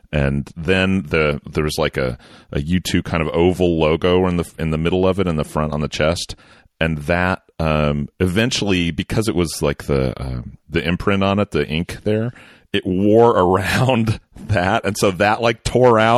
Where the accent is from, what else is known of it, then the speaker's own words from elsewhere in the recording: Oklahoma, United States; moved away; also born or lived in California; growing up in Western Oklahoma, I didn't have a lot of access to actual shows. Um, but then we moved to California, my options opened up a little bit.